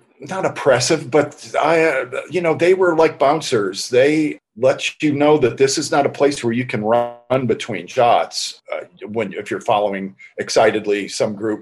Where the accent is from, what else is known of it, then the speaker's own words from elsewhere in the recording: Northern Ohio, United States; also born or lived in near Boston, Massachusetts; I grew up in the Northeast in near Boston, and then later in Northern Ohio.